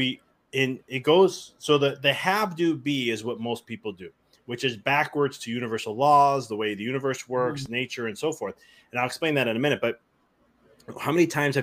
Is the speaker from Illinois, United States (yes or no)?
yes; Chicago, Illinois, United States; moved away as an adult; now in Knoxville, United States; I'm from Chicago originally. And we just moved to Knoxville, Tennessee at the end of last year.